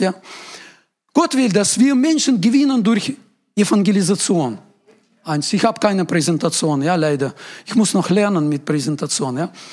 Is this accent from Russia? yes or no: yes; Ural Mountains, Russia; German is a second language; now in Germany; Ich komme aus Uralgebirge, das ist äh, Grenze Europa, Asien. Das ist so etwa Mitte in Russland.